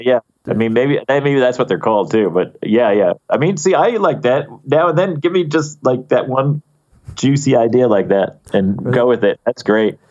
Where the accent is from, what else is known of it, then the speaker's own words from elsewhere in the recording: Poughkeepsie, New York, United States; growing up in Poughkeepsie